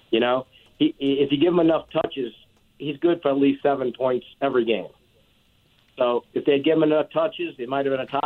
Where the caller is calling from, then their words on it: Lakeview, Louisiana, United States; Yes. This is …. Yeah, I'm from Lakeview.